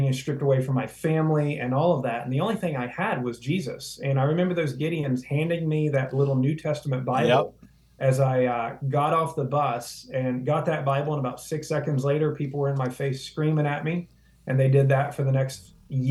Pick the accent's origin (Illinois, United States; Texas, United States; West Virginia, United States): West Virginia, United States; now in South Florida, United States; from West Virginia